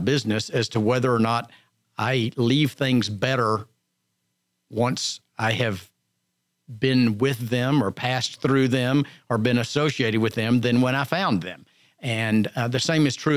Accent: Montgomery County, Texas, United States; I was born and raised in Montgomery County, and not terribly far from here

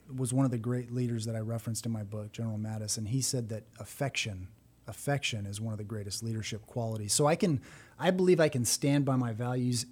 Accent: San Bernardino, California, United States; moved away as an adult; now in Texas, United States; I was born in San Bernardino, California

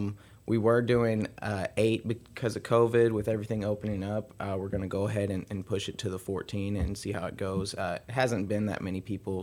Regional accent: Rusk, Texas, United States; moved away as an adult; now in Conroe, United States; I'm actually from Rust, Texas. It's a small town.

